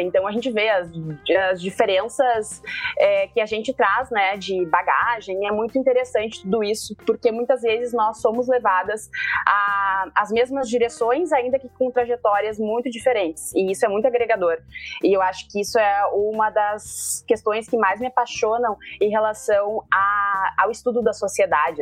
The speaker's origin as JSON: {"language": "Portuguese", "town": "Porto Alegre", "region": "Rio Grande do Sul", "country": "Brazil"}